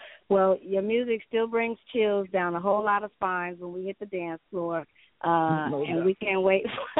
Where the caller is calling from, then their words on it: Pasadena, California, United States; I'm calling from Pasadena.